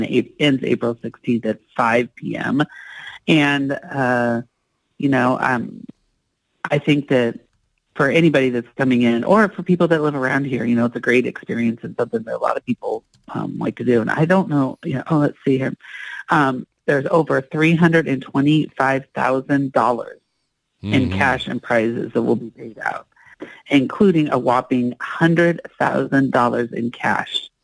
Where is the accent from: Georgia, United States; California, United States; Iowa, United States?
Iowa, United States; moved away; I'm from Iowa. We didn't have access to a lot of awesomeness as far as concerts were concerned